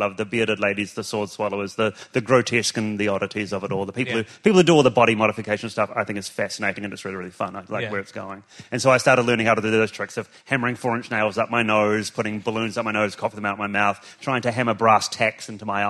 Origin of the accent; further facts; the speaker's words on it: Timaru, Canterbury, New Zealand; moved away; also born or lived in Dunedin; our local clown in our small town of Timaru in New Zealand.